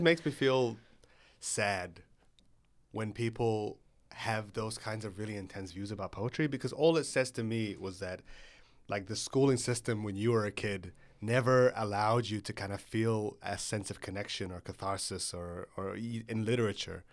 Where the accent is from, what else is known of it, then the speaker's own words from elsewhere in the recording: Egypt; when you're growing up in Egypt